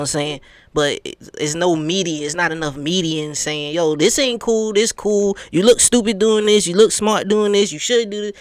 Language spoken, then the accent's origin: English; New York, United States; now in Atlanta, United States; I'm from New York, so everybody used to come to our state